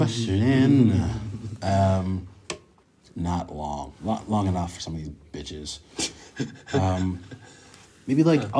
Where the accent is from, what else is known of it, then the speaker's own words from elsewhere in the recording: Poughkeepsie, New York, United States; now in London, United Kingdom; I'm from a very lovely town called Poughkeepsie, New York.